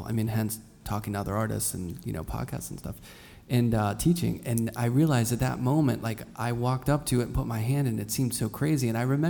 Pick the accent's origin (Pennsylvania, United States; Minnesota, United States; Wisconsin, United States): Pennsylvania, United States; Pittsburgh; moved away; I grew up in Pittsburgh